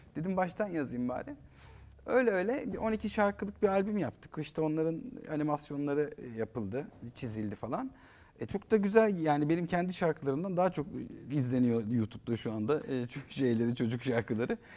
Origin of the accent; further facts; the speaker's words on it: Eskişehir, Turkey; moved away; also born or lived in Ankara; Eskişehirliyim ben. Evimizin karşısı daydı stadyum